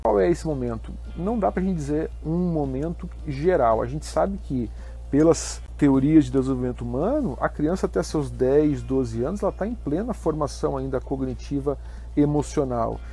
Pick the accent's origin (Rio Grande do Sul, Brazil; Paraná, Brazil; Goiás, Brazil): Paraná, Brazil; Curitiba; now in Santa Catarina, Brazil; Eu sou de Curitiba, tive uma iniciação esportiva bastante uh, versátil, vivia no clube com meu, meus irmãos e amigos